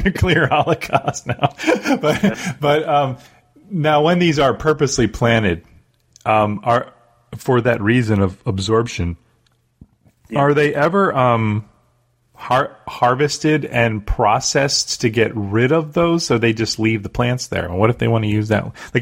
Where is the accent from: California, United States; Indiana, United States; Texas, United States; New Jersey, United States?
New Jersey, United States; I grew up in New Jersey